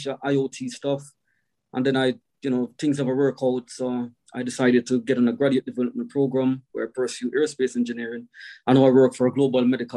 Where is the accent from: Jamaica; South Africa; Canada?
Jamaica; Kingston; moved away as an adult; also born or lived in St. Thomas, Jamaica; now in Wales, United Kingdom; So I'm from Jamaica, as you know. So I was born in Kingston in a small district called Papin, Kentire. Grew up around a lot of musical people.